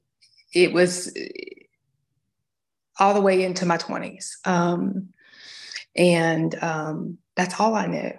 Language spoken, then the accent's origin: English; Georgia, United States; I grew up in Georgia